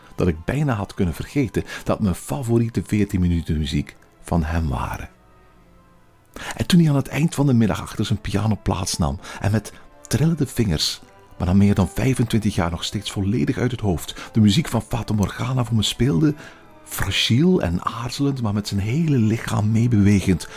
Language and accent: Dutch; Flanders, Belgium; accent: Belgian; Als Vlaming